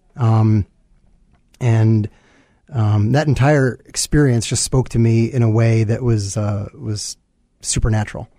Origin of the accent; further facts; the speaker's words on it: New York, United States; moved away as an adult; now in Chicago, United States; born and raised in New York, uh, came to Chicago actually for college